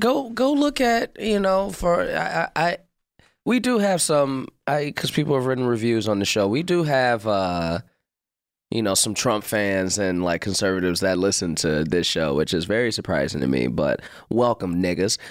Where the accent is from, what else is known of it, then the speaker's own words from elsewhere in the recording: Chicago, Illinois, United States; also born or lived in Hyde Park, Chicago / North Side, Chicago; I grew up in the West Pullman area